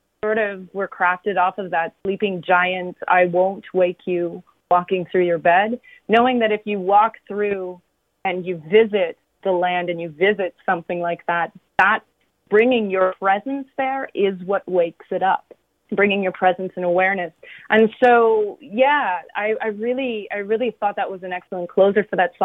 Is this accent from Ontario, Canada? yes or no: yes; Wingham, Ontario, Canada; also born or lived in Goderich; growing up in Wingham, which is a very surrounded by a lot of farms.